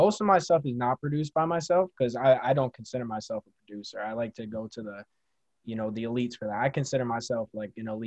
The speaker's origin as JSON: {"language": "English", "town": "Syracuse", "region": "New York", "country": "United States", "tie": "born or raised there", "said": "my hometown of Syracuse"}